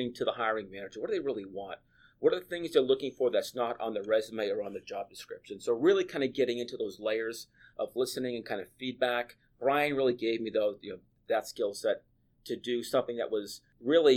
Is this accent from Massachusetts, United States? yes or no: yes; Brockton, Massachusetts, United States; I grew up in Brockton, Massachusetts